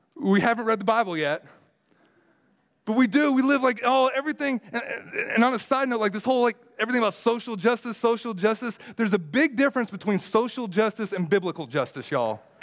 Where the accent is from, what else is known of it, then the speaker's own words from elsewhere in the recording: United States; me being as an American